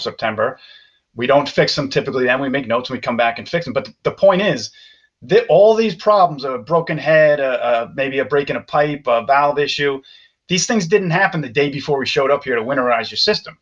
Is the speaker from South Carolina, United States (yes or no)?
no; Long Island, New York, United States; I'm from Long Island